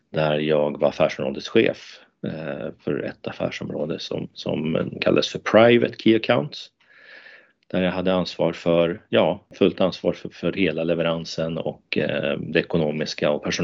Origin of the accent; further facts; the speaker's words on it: Murjek, Norrbotten County, Sweden; jag är faktiskt uppväxt i Lappland, i Murjek utanför Jokkmokk.